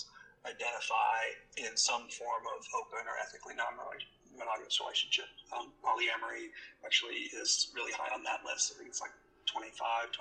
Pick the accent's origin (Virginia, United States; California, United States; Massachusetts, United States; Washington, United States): Massachusetts, United States; Northampton; I actually grew up in a place called Northampton, Massachusetts